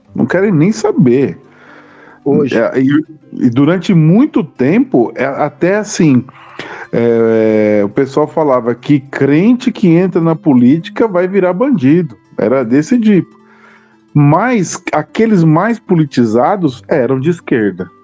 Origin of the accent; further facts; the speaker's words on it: Mauá, São Paulo, Brazil; eu cresci no ABC, na cidade de Mauá